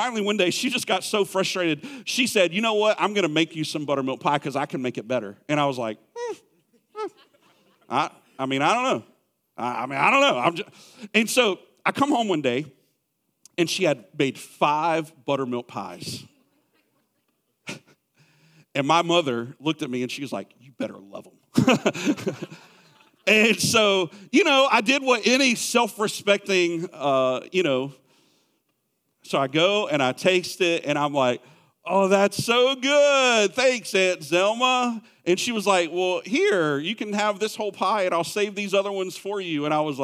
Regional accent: Clover, South Carolina, United States; moved away; I grew up in Clover, South Carolina.

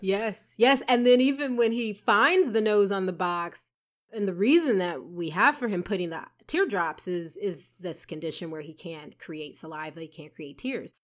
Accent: Atlanta, Georgia, United States; moved away; when I grew up in Atlanta

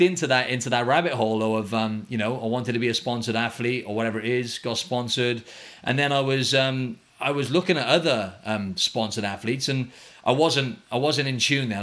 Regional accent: Wales, United Kingdom; now in Australia; We're both from Wales

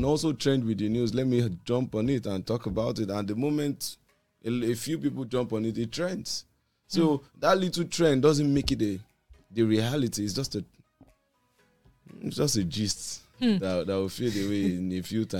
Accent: Lagos, Nigeria; also born or lived in Ijebu Ode, Ogun State; I was born in Lagos

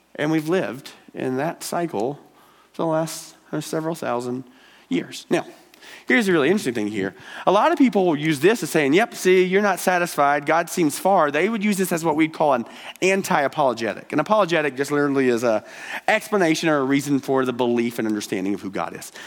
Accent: Georgia, United States; now in Billings, United States; I'm from Georgia. Uh, that's where this uh, draw is from

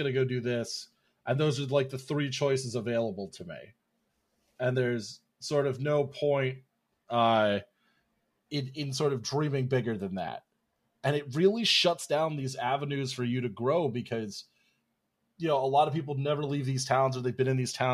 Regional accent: York, Pennsylvania, United States; I grew up in a town called York, Pennsylvania

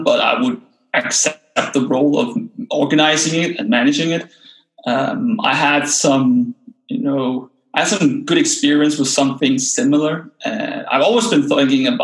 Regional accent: Denmark; English is a second language; moved away as an adult; also born or lived in China; now in Copenhagen, Denmark; So I'm Danish, and actually really interesting because I just very recently moved back to my home country, moved back to Copenhagen, the capital of Denmark

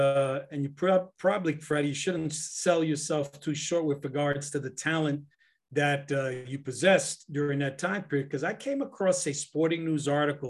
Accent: New York City, New York, United States; where I grew up in the South Bronx.

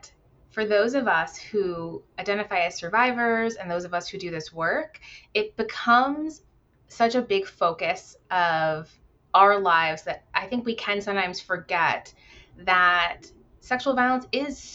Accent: Virginia, United States; moved away as an adult; now in Washington State, United States; I left and returned to my home state of Virginia

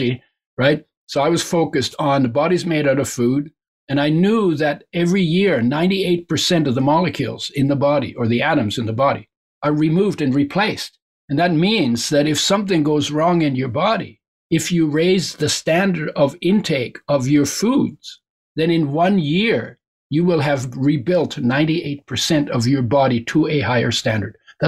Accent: near the West Coast of Canada, Canada; first language German; English is a second language; also born or lived in Germany; I grew up near the West Coast.

